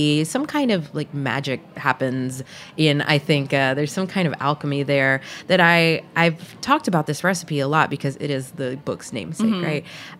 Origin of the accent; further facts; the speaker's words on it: the South, United States; particularly when I was growing up in the South, and would look at my American friends' pantries versus what was in my pantry